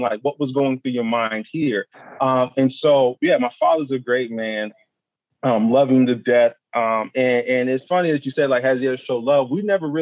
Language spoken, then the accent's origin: English; Ohio, United States; born or raised there; also born or lived in Buffalo